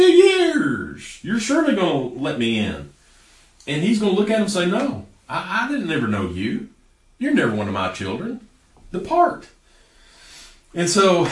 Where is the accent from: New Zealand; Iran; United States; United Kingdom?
United States